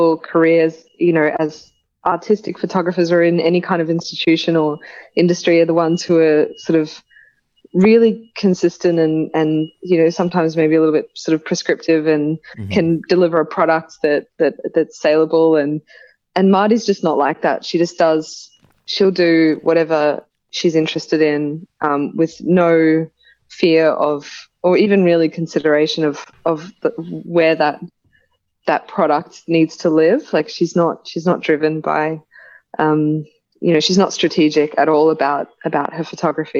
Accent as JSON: {"language": "English", "town": "Brisbane", "region": "Queensland", "country": "Australia", "tie": "born or raised there", "moved": "yes", "lives_now": "Sydney, Australia", "said": "I just sort of got into graffiti and street art through friends growing up in Brisbane."}